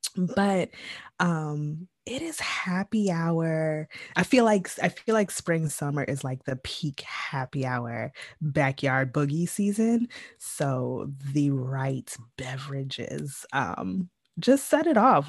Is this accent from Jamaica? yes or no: yes; Jamaica; I am Jamaican